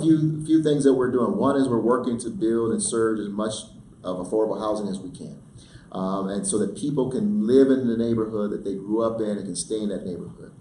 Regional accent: Denver, Colorado, United States; growing up in Denver, going and being bussed out of my neighborhood Steck Elementary School

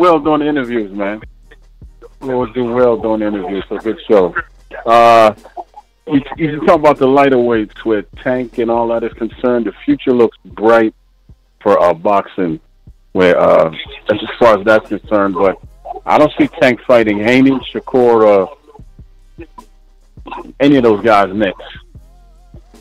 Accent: Baltimore, Maryland, United States; I'm actually from Baltimore.

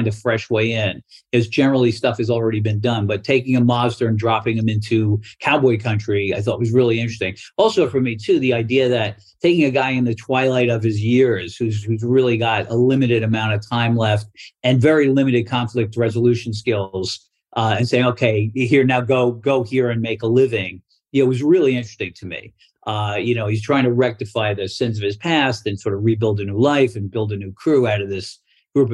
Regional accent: New York City, New York, United States; I grew up in Brooklyn

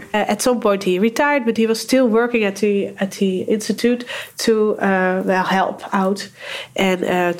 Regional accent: Barendrecht, South Holland, Netherlands; I was born in Barendrecht, near the clinic.

